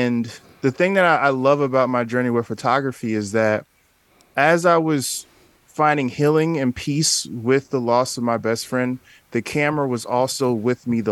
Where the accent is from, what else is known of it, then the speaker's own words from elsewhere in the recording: Newark, New Jersey, United States; I'm originally from Newark, New Jersey